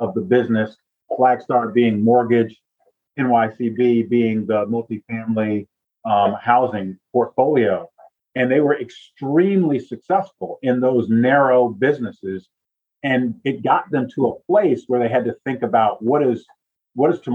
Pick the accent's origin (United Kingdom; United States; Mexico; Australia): United States; Northeast; moved away as an adult; also born or lived in Southeast, United States; I was born in the Northeast and my adult career was in the Southeast